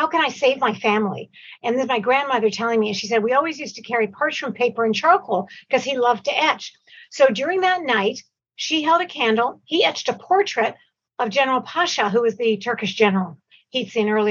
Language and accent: English; Toronto, Ontario, Canada; also born or lived in Cairo, Egypt; I was only four when we came here to Canada. I was born in Cairo in Egypt.